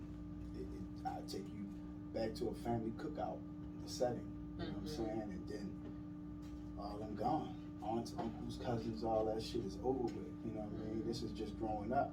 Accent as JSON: {"language": "English", "town": "Baltimore", "region": "Maryland", "country": "United States", "said": "I'm from Baltimore"}